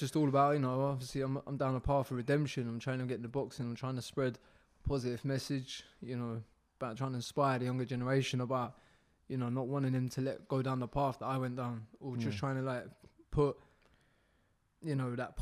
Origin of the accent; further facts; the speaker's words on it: Eastbourne, South East England, United Kingdom; also born or lived in Hastings; I was born in Hastings. I grew up in Eastbourne.